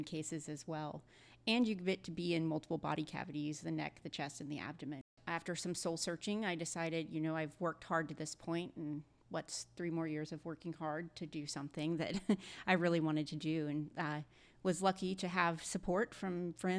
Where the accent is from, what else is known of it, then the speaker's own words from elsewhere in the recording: Birmingham, Alabama, United States; moved away as an adult; now in Atlanta, United States; So I was born and raised in Birmingham, Alabama